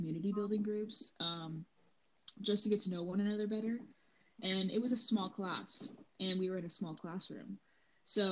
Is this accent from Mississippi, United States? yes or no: no; Fort Worth, Texas, United States; I'm from Fort Worth, Texas.